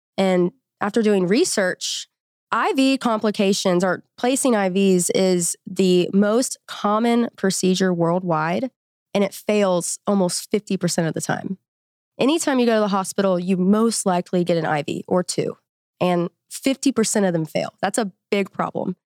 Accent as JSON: {"language": "English", "town": "Memphis", "region": "Tennessee", "country": "United States", "moved": "as an adult", "lives_now": "Fayetteville, United States", "said": "I'm from Memphis, Tennessee. I came here for college at University of Arkansas"}